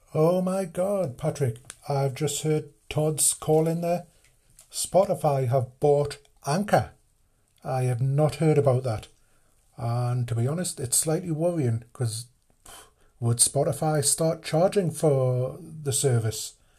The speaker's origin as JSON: {"language": "English", "country": "United Kingdom", "said": "British, being British"}